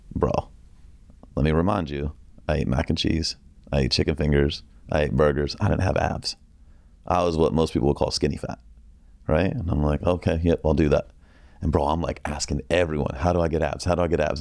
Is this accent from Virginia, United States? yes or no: yes; Northern Virginia, United States; I grew up in Northern Virginia